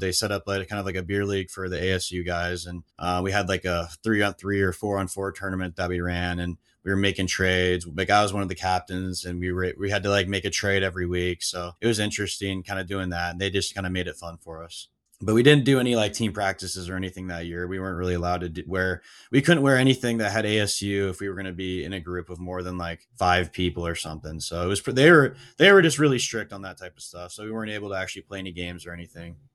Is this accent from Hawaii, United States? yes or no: no; Seattle, Washington, United States; we're from Seattle